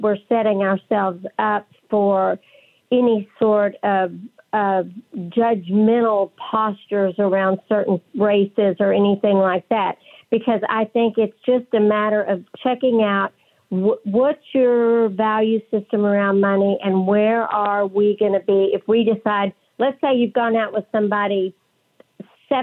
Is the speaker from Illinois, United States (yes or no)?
no; West Texas, United States; accent: West Texas; my West Texas accent